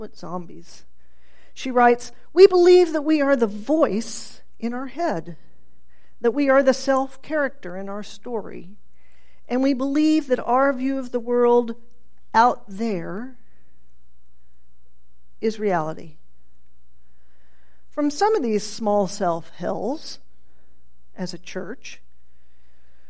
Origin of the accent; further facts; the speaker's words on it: Tulsa, Oklahoma, United States; I grew up in Tulsa during this rise of televangelism